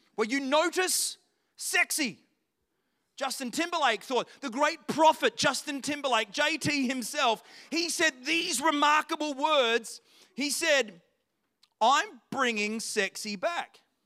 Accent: Australia; I'm from Australia

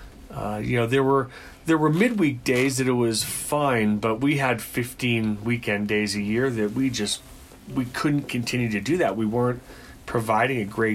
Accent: Boston, Massachusetts, United States; now in Colorado, United States; I'm originally from Boston, Massachusetts.

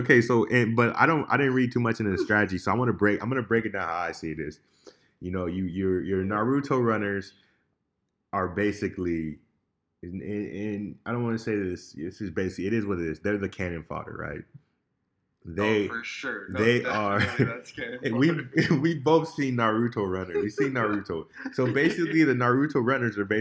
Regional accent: United States; as an American

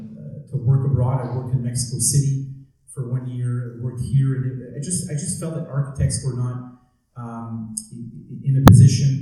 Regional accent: Montreal, Quebec, Canada; I grew up in Montreal. I'm a purebred Montrealer.

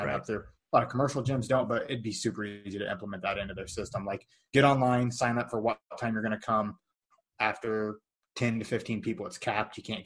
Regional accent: Illinois, United States; moved away; I'm from Illinois. You live in Illinois. So that's where most of my friends and all my family's

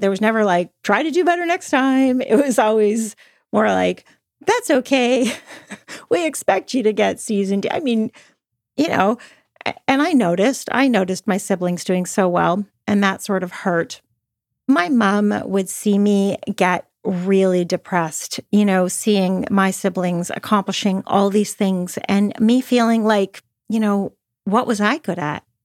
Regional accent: Toronto, Ontario, Canada; I grew up in Toronto, Canada

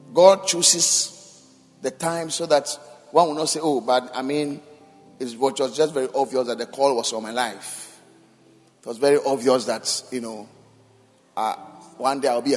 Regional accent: Accra, Greater Accra, Ghana; I grew up in Kaneshi

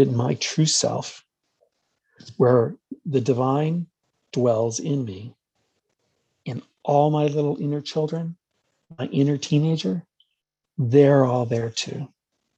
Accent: New York, United States; I grew up in New York, so we're culturally Catholic and Jewish

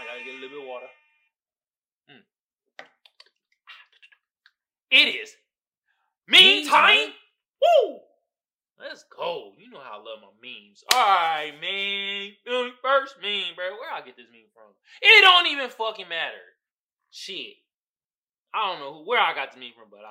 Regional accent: Oakland, California, United States; I'm not from Chicago. I'm from Oakland

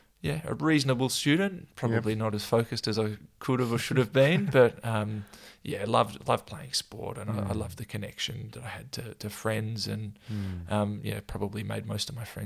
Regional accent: Melbourne, Victoria, Australia; I'm sort of Melbourne born and bred.

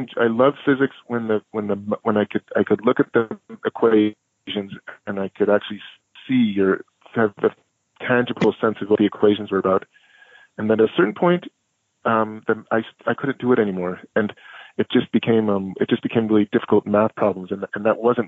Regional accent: Chicago, Illinois, United States; also born or lived in Sebastopol, California; now in Brooklyn, United States; I was born in Chicago in 1968, and my parents were at the University of Chicago in Hyde Park on the south side of the city.

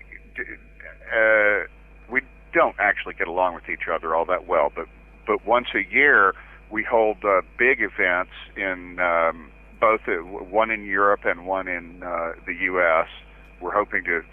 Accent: Waco, Texas, United States; my hometown in Texas.

